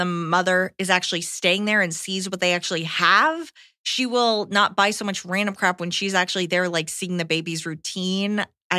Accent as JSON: {"language": "English", "country": "United Kingdom", "lives_now": "Japan", "said": "I'm British, but have lived in Japan the last 14 plus years, and I'm fully settled here."}